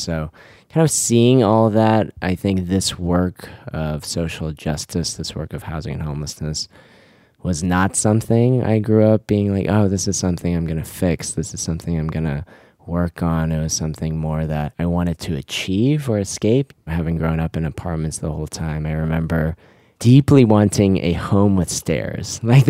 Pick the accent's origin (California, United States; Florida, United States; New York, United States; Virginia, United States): Virginia, United States; Richmond; also born or lived in Korea; I was born in Korea. I grew up a few different places, but grew up mostly in Richmond, Virginia. We were an immigrant family